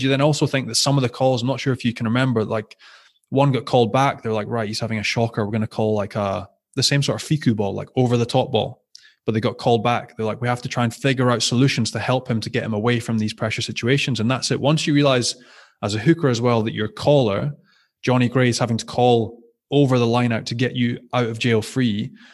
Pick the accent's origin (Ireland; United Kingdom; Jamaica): United Kingdom; Scotland; being Scottish